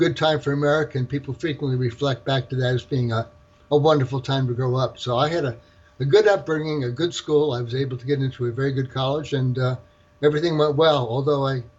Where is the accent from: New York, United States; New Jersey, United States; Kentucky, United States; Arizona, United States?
New Jersey, United States; northern; moved away as an adult; I grew up in the East Coast. In New Jersey, where you're from is really where you graduate from high school. So I graduated from high school in New Jersey, northern New Jersey.